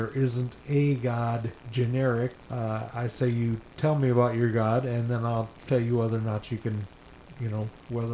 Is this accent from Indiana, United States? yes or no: yes; Indiana, United States; also born or lived in Ohio / Texas / California; now in Florida, United States; Born in Ohio, grew up in Indiana.